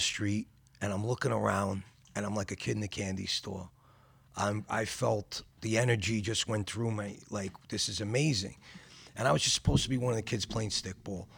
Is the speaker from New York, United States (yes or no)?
yes; New York City, New York, United States; also born or lived in Bensonhurst, Brooklyn; I grew up in Gravesend, Bensonhurst